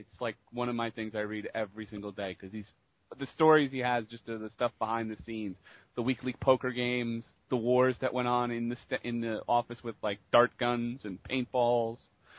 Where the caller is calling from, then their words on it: Jersey City, New Jersey, United States; Jersey City, New Jersey.